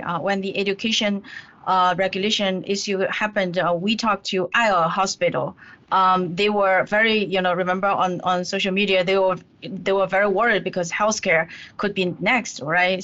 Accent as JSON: {"language": "English", "region": "Zhejiang", "country": "China", "tie": "born or raised there", "moved": "yes", "said": "I grew up in Zhejiang province."}